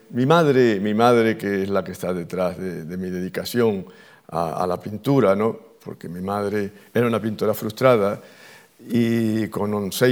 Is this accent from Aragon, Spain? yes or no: no; Andalusia, Spain; pues soy andaluz